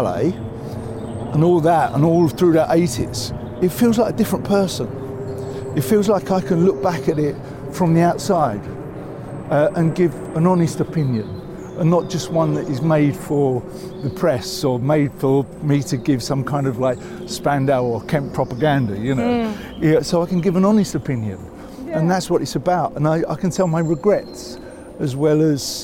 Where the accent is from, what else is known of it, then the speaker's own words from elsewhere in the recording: London, United Kingdom; when I say I grew up in North London, I grew up in Islington